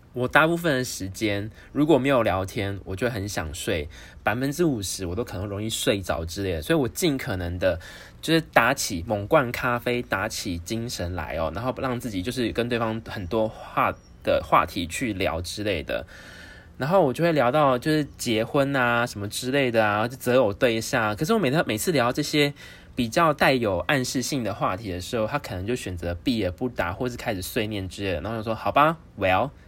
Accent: Taiwan; 我告诉他我来自台湾

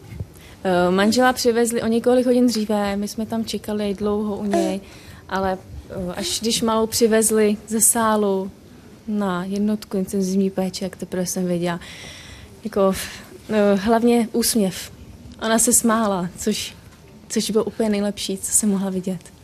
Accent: Ostrava, Moravian-Silesian Region, Czechia; my jsme z Ostravy

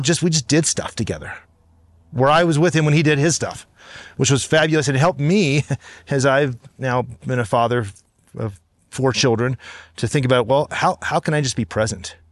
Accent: Cincinnati, Ohio, United States; Grew up in Cincinnati, Ohio

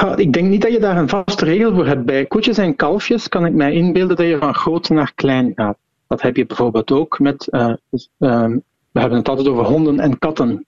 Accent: Flanders, Belgium

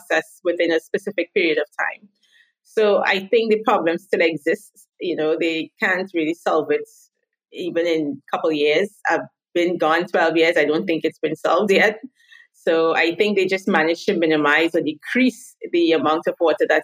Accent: Trinidad & Tobago; first language English; moved away as an adult; now in Israel; I am originally from Trinidad and Tobago. It's a small little island in the Caribbean, but I now live in Israel

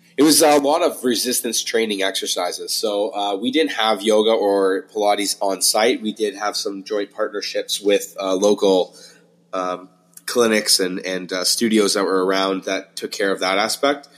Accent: St. Thomas, Ontario, Canada; now in Toronto, Canada; I'm not from Toronto originally. Uh, I grew up in a town called St. Thomas, about three hours south.

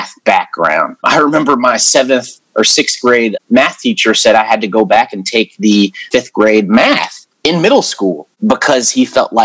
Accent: Howard County, Maryland, United States; I grew up in Howard County

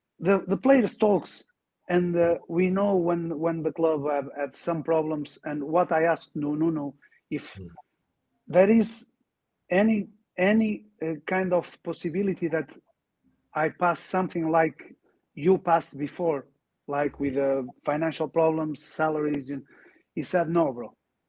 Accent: Portugal; English is a second language; You know, I'm from Portugal. He is from Spanish. Spain. So we are near, you know.

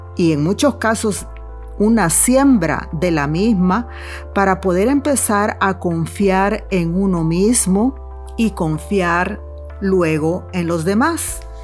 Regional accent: El Salvador; moved away; en mi país, El Salvador

